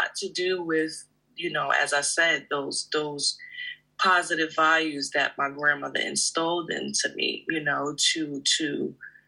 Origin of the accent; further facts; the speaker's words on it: United States; I'm from the States